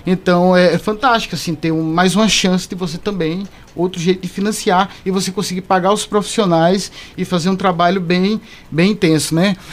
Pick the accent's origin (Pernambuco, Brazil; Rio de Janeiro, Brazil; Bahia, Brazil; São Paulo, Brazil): Pernambuco, Brazil; Caruaru; eu sou daqui de Caruaru